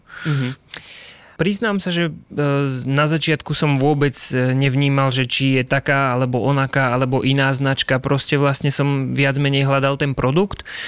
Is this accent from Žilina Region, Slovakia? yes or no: yes; Liptovský Mikuláš, Žilina Region, Slovakia; som z Liptovského Mikuláša